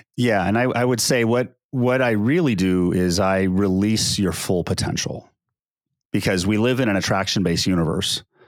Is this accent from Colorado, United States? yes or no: no; Diamond Bar, California, United States; also born or lived in Long Beach, California / Bay Area, California / Sacramento, California; I grew up in Diamond Bar, California. Actually, we grew up in Long Beach, and then we moved to Diamond Bar.